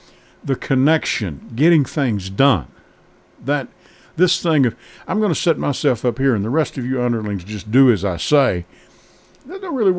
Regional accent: Kentucky, United States; now in Murfreesboro, United States; moved here in 1980 from Kentucky. And I tell everybody, I'd been around, man. I was born in Luzerne, Kentucky, and raised in Manitou.

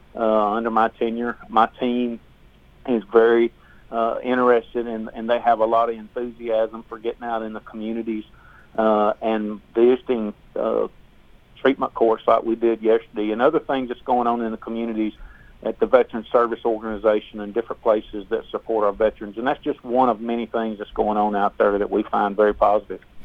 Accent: the South, United States; I'm from the South

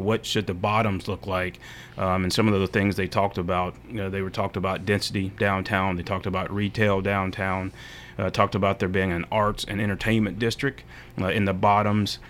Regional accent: Murfreesboro, Tennessee, United States; born and raised in Murfreesboro, uh, Oakland High School graduate

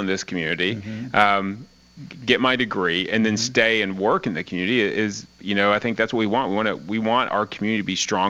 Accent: Rutherford County, Tennessee, United States; Rutherford County's been my home since I was a baby

